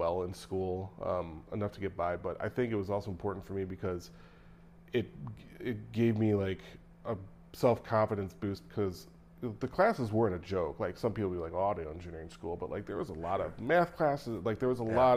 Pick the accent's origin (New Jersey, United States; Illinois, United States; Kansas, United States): Illinois, United States; Naperville; also born or lived in Florida; growing up in, you know, in Naperville